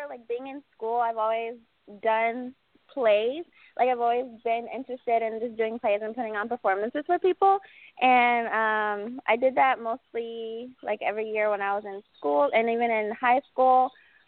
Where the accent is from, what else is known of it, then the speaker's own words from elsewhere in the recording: Palmdale, California, United States; also born or lived in Las Vegas, Nevada; born and raised in California, in Palmdale, California.